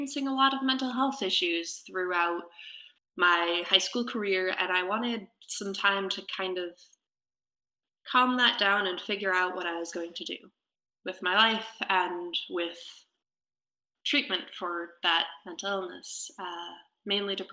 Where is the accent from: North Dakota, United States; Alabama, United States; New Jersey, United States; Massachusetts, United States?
Massachusetts, United States; I'm originally from Massachusetts